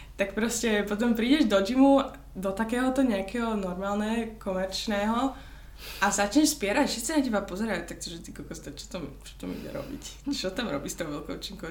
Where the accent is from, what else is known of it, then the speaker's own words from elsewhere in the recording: Slovakia; also born or lived in Boston, United States / Michigan, United States; now in United States; som prišla naspäť na Slovensko